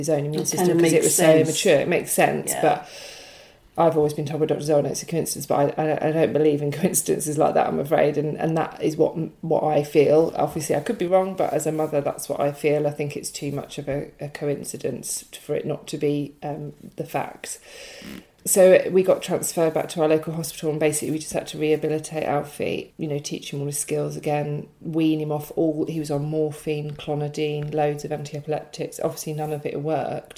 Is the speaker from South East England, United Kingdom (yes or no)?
yes; Brighton, South East England, United Kingdom; moved away; I'm from Brighton originally